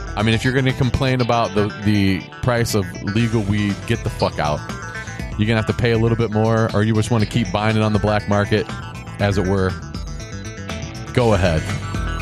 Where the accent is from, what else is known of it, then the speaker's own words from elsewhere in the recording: Ohio, United States; moved away; my home state of Ohio